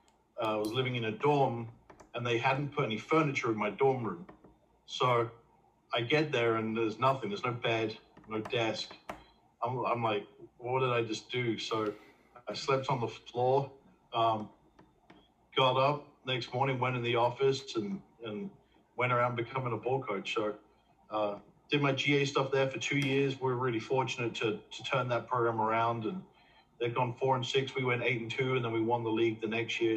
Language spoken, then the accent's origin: English; England, United Kingdom; moved away as an adult; now in United States; grew up, born and raised in England